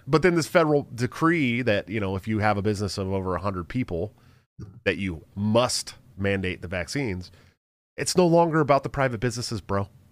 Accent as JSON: {"language": "English", "area": "Bay Area", "region": "California", "country": "United States", "moved": "yes", "said": "I'm not from Iowa. I am from the Bay Area. I'm literally from fifteen minutes away from Stockton"}